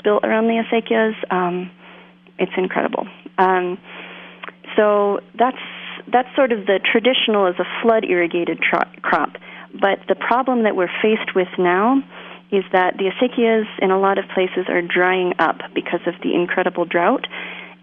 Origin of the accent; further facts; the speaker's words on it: Colorado, United States; also born or lived in California; now in New Mexico, United States; I was born in Colorado. I didn't grow up farming. I grew up in Colorado, California, and I have only been in New Mexico about 8 years now.